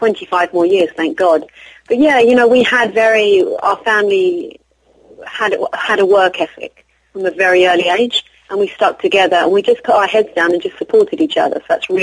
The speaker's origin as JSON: {"language": "English", "region": "England", "country": "United Kingdom", "said": "I'm from England. I don't know what to say, you know. Born to Sicilian Irish parents."}